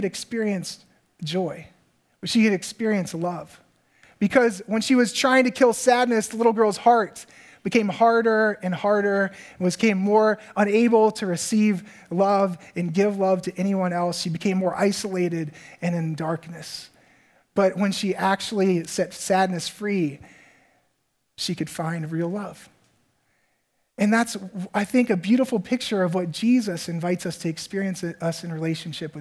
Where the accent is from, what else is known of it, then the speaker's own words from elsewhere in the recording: Virginia, United States; moved away as an adult; now in Minnesota, United States; for me as a guy growing up in Virginia